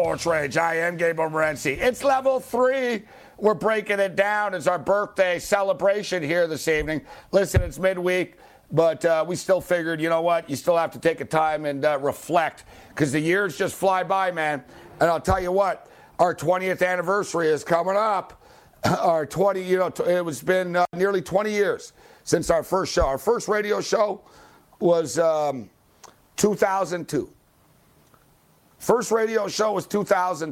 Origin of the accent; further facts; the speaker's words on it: Montreal, Quebec, Canada; I'm from Montreal